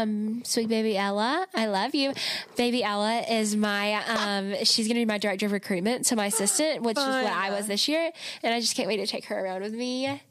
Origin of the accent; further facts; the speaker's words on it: Rome, United States; I'm from Rome